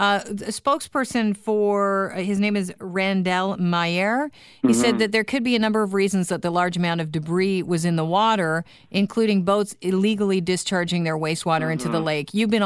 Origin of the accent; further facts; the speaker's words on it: Toronto, Ontario, Canada; also born or lived in Kingston, Canada; I grew up here in Toronto, and then I grew up for a while in Kingston